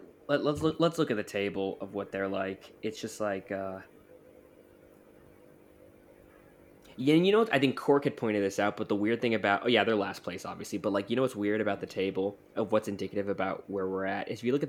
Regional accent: Austria; This is offensive to my sensibilities, and I am from Austria.

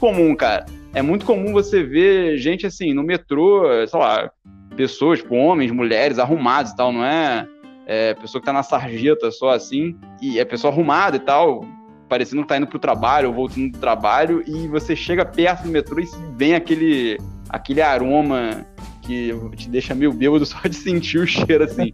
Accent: Rio de Janeiro, Brazil; moved away as an adult; nunca tinha morado em, outro, em outra cidade ou em outro país que não fosse o Rio é, e o Brasil.

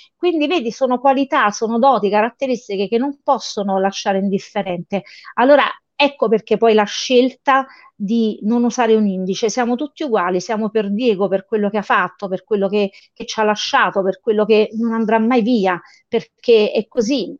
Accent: Naples, Campania, Italy; siamo cresciuti a Fuorigrotta, vicino allo stadio, con nostro padre che ci portava allo stadio

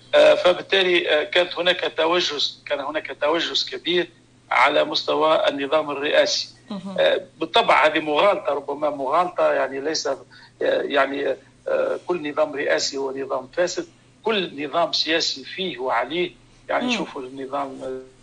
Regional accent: Tunisia; عندنا في تونس

